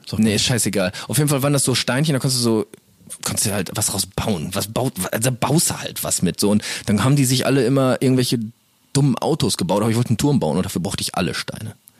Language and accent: German; Castrop-Rauxel, North Rhine-Westphalia, Germany; Wir kommen hier so aus Kastrop-Rauxel. Das ist die schöne Stadt in der der wir wohnhaft sind.